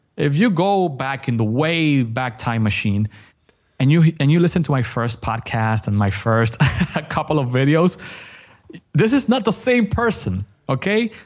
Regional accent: Dominican Republic; first language Spanish; English is a second language; I'm from Dominican Republic

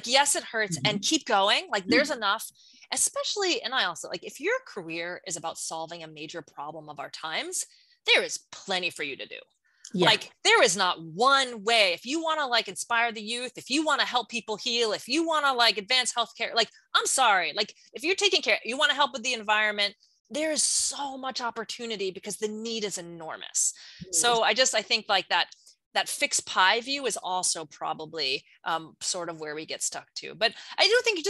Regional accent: New York, United States; I'm from New York

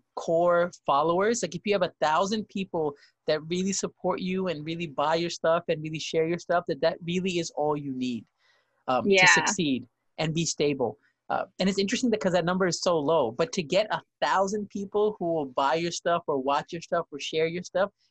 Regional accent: New York, United States; moved away; both me and him both were from New York

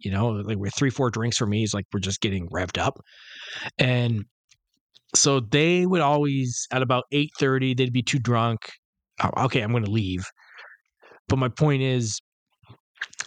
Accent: Detroit, Michigan, United States; I'm from Detroit

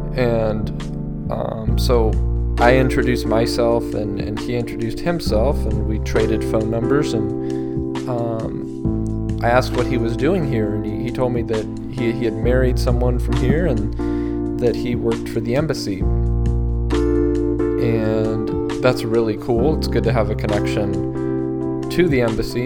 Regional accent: Colorado, United States; moved away; I was from Colorado

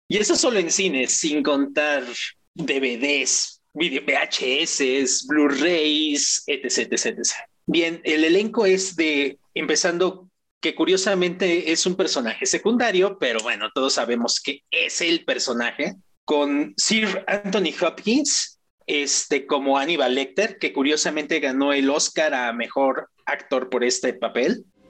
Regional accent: Mexico; also born or lived in Mexico City; dentro de mi contexto mexicano, me siento muy identificado

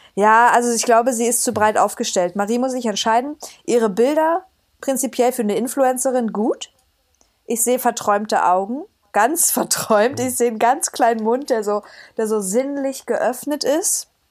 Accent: Cottbus, Brandenburg, Germany; moved away as an adult; now in Dresden, Germany; aus Cottbus

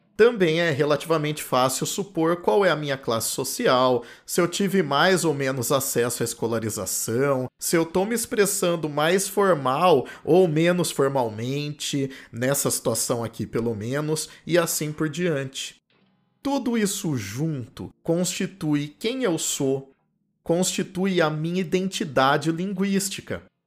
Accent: Campinas, São Paulo, Brazil; accent: R retroflexo ou caipira; nasci em Campinas, no interior de São Paulo

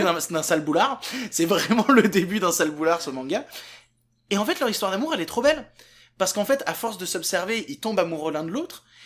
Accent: Vienne, Auvergne-Rhône-Alpes, France; j'ai grandi juste à côté de Lyon, dans une petite ville qui s'appelle Vienne

